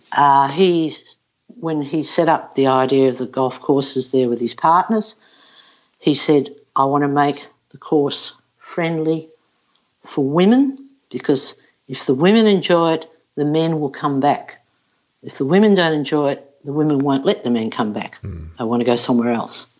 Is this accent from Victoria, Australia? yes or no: yes; Melbourne, Victoria, Australia; born or raised there